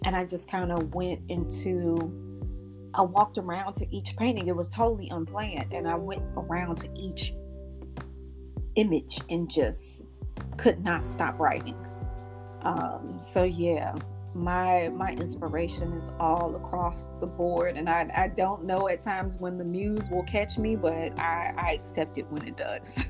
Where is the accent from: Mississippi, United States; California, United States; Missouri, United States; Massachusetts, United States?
Missouri, United States; St. Louis; moved away; coming back home to my hometown of St. Louis, Missouri